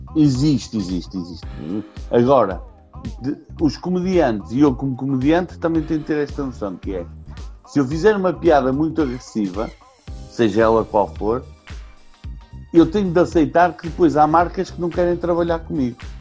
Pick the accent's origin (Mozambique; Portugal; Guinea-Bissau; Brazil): Portugal; em Portugal nós desde há muito tempo consumimos muita cultura brasileira